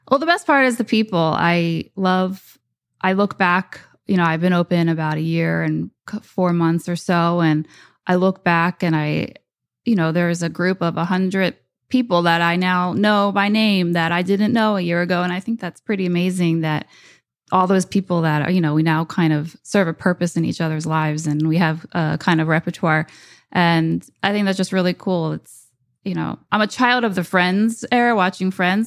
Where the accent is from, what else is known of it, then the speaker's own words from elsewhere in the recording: New Jersey, United States; also born or lived in New York; open a store back in Jersey